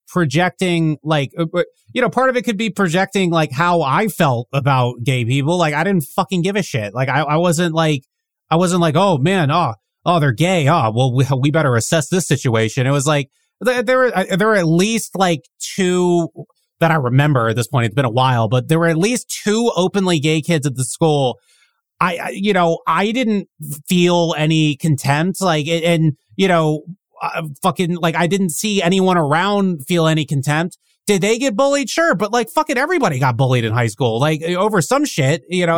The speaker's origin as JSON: {"language": "English", "region": "Northern Virginia", "country": "United States", "tie": "born or raised there", "said": "I grew up in Northern Virginia around DC"}